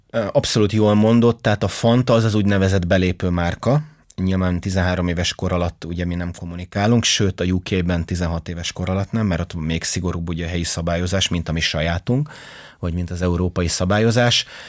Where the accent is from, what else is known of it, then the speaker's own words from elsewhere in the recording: Hungary; én magyar vagyok